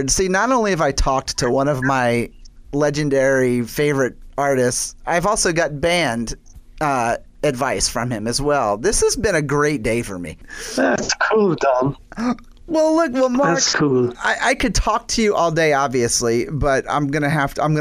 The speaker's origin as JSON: {"language": "English", "region": "the South", "country": "United States", "tie": "born or raised there", "said": "I I grew up in the South, you know, so I'm a storyteller."}